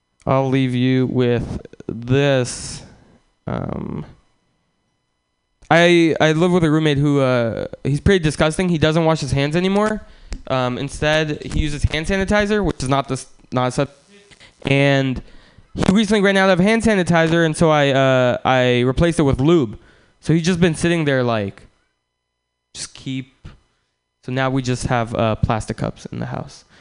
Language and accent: English; Russia; moved away; I'm from Russia